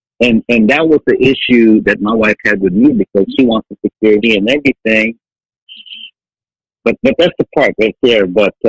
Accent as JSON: {"language": "English", "country": "Philippines", "said": "come on, I'm Filipino, man, come on. I'm a hard worker"}